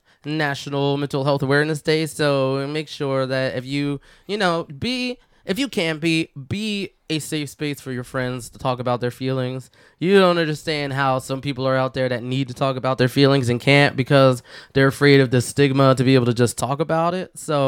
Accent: Philadelphia, Pennsylvania, United States; I'm from Philly.

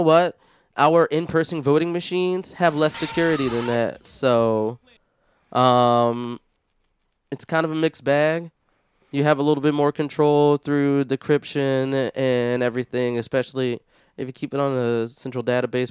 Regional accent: Philadelphia, Pennsylvania, United States; now in Washington, United States; I'm originally from Philadelphia

